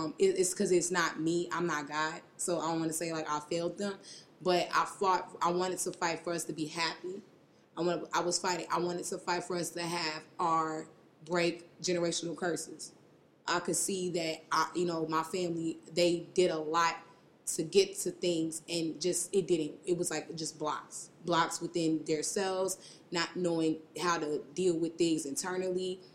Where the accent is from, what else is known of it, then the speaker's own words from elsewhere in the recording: Chicago, Illinois, United States; I'm from Uptown Chicago